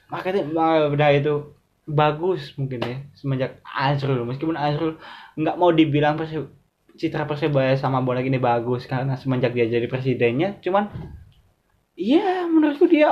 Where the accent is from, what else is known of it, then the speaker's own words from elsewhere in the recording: Surabaya, East Java, Indonesia; Karena aku orang Surabaya, pengetahuanku tentang itu.